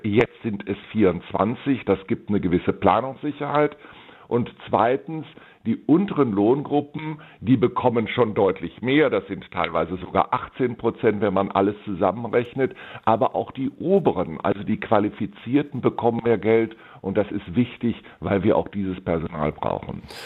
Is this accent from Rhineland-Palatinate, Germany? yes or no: no; Bonn, North Rhine-Westphalia, Germany; die Stadt Bonn, wo ich ja meine Heimat habe